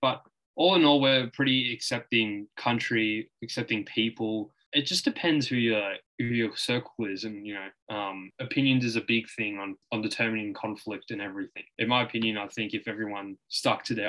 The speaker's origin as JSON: {"language": "English", "town": "Melbourne", "region": "Victoria", "country": "Australia", "tie": "born or raised there", "said": "I'm from Melbourne, Australia. You live in Melbourne still? Yeah. Born and raised here. Still live here."}